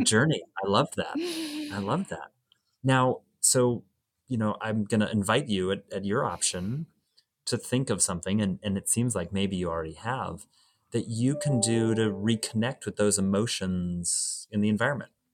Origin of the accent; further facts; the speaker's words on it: Oregon, United States; moved away; I grew up in Oregon